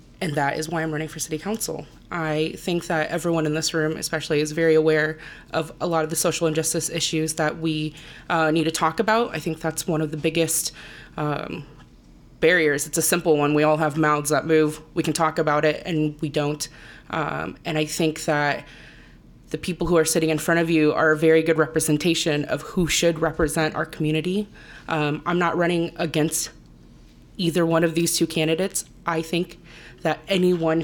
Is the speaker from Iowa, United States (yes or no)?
yes; Iowa City, Iowa, United States; I grew up in Iowa City, graduated from West High and the University of Iowa, and chose to stay here